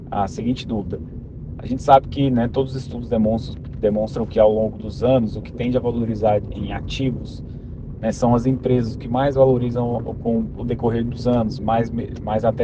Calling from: Anápolis, Goiás, Brazil; Aqui quem fala é … sou de Anápolis, Goiás.

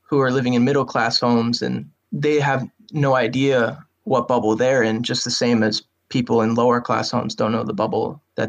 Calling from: Worcester, Massachusetts, United States; Worcester, Massachusetts.

